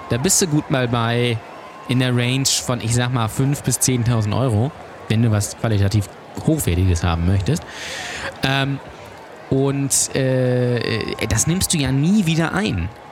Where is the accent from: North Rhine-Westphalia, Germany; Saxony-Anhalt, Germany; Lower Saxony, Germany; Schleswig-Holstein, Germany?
Schleswig-Holstein, Germany; Lübeck; ich komme aus Lübeck